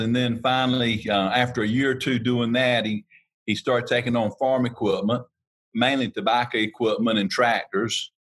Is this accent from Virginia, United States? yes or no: no; Harnett County, North Carolina, United States; born and raised in Harnett County, North Carolina. Grew up on the Baca farm